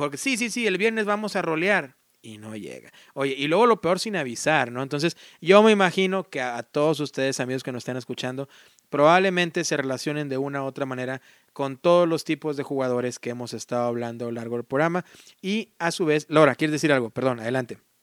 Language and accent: Spanish; Mexico; now in United States; yo amo mis país, soy mexicano y, no, jamás lo voy a negar